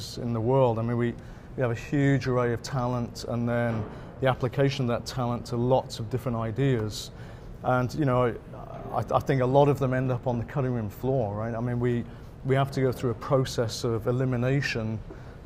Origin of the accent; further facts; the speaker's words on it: United Kingdom; now in United States; coming from originally a Brit